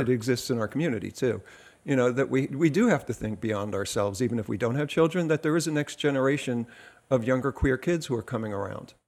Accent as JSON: {"language": "English", "region": "New Jersey", "country": "United States", "said": "I'm from New Jersey"}